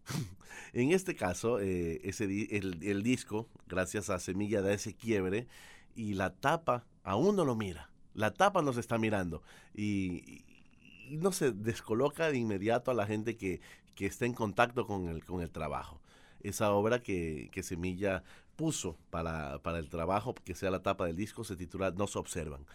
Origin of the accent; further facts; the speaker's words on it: Ecuador; also born or lived in Argentina; Yo vivo en Guayaquil, Ecuador. Soy ecuatoriano